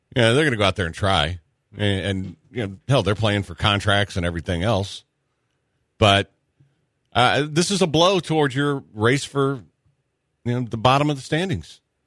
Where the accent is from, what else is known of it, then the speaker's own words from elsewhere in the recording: Texas, United States; I'm from Texas